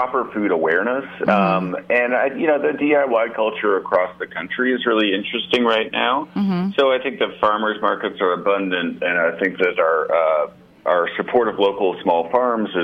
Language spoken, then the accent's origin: English; Canada; moved away; also born or lived in Ottawa, Ontario / Montreal, Quebec; growing up in Ottawa and Montreal